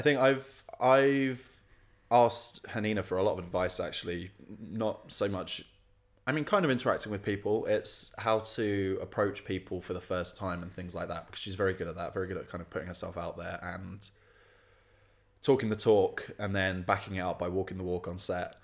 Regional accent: Tunbridge, South East England, United Kingdom; moved away as an adult; I grew up in Kent, middle of the countryside

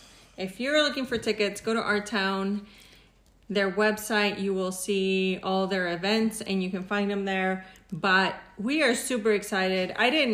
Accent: Mexico; now in Reno, United States; I'm Mexican, but I've been living in the United States since 1989.

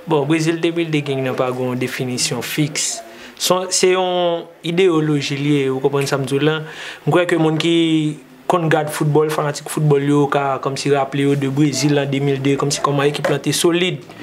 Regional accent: Cap-Haïtien, Nord, Haiti; mse neg okap, mfe tokap, mlevi okap, mal lekol okap, mfini lekol okap Mfe universite, mse okap toujou

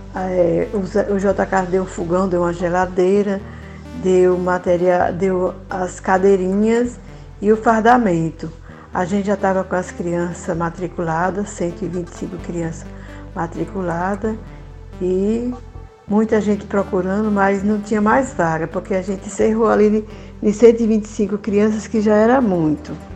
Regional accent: Irecê, Bahia, Brazil; moved away; also born or lived in Jogo (current residence, over 40 years); sou natural de Irecê, Bahia, moro aqui no Jogo há mais de 40 anos.

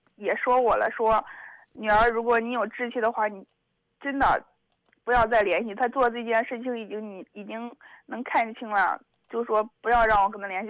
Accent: Zhengzhou, Henan, China; 我家是郑州的

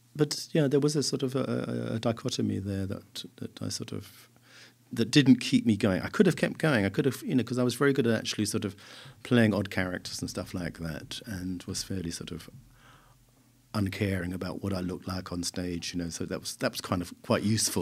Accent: Southend-on-Sea, East of England, United Kingdom; my hometown, South End

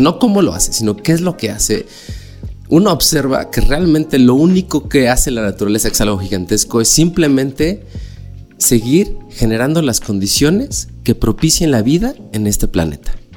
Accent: Mexico City, Mexico; moved away as an adult; also born or lived in Cholula, Puebla; me salí de la Ciudad de México, terminé la prepa y vámonos, me fui a Cholula

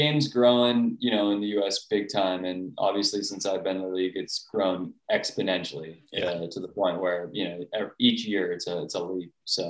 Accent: United States; And I'm American.

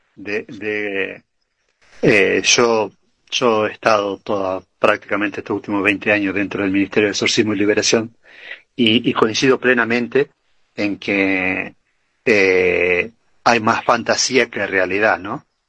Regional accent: Argentina; nos identifica como argentino

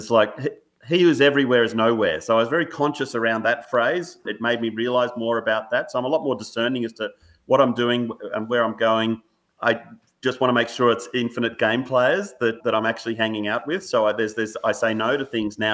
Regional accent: Australia; growing up in Australia, particularly in the 70s and 80s and 90s, you know, like that formative years

